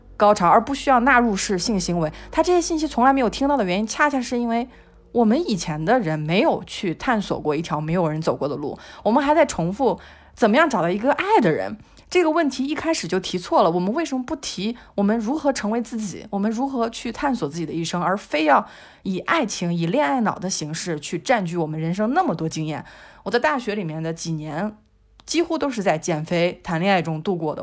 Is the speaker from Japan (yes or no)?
no; China; 我们中国人其实是把父母当宗教看的